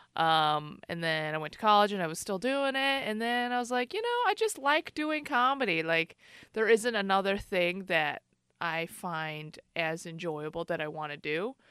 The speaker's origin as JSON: {"language": "English", "town": "Chicago", "region": "Illinois", "country": "United States", "tie": "born or raised there", "moved": "yes", "lives_now": "Bay Area, United States", "said": "I grew up in Chicago"}